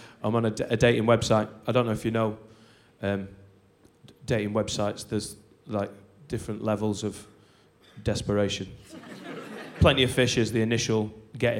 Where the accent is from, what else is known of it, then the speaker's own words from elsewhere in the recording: Lancashire, North West England, United Kingdom; I'm from Lancashire.